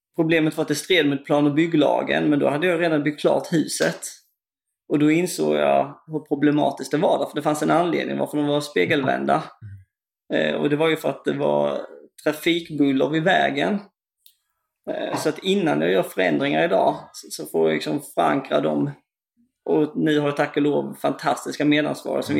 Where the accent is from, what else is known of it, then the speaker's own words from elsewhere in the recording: Kristianstad area, Skåne, Sweden; bygden där jag kommer ifrån